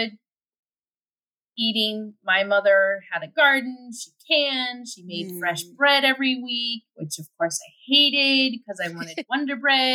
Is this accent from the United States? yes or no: yes; United States; moved away as an adult; I'm still an American